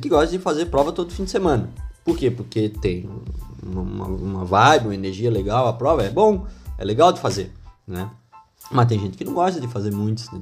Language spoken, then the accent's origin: Portuguese; Northeast Region, Brazil; sou nordestino